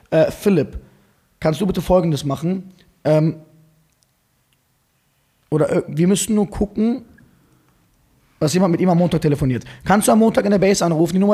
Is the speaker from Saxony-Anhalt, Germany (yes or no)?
no; Frankfurt, Hesse, Germany; Ich komme aus Frankfurt.